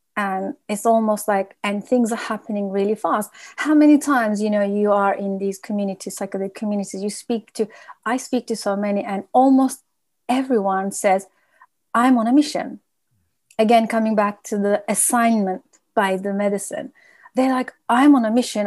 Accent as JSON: {"language": "English", "country": "United Kingdom", "said": "we are a nation that we don't really talk much, and vulnerability is not something we practice, and it's actually threatening to our being as British people"}